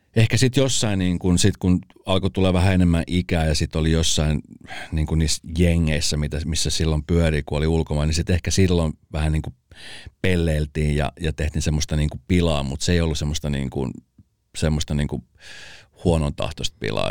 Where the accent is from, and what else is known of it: Espoo, Uusimaa, Finland; born or raised there